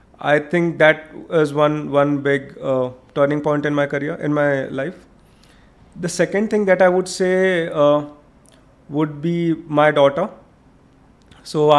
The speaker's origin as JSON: {"language": "English", "town": "Varanasi", "region": "Uttar Pradesh", "country": "India", "tie": "born or raised there", "moved": "yes", "said": "But for me, it's my own hometown. It's the lanes and the roads that I've kind of traveled."}